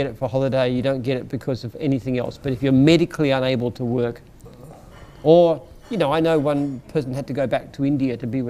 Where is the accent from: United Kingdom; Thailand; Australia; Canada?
Australia; I think Australia's a great country. I mean, there's a lot of problems that we have, but we're one of the most fortunate countries in the world.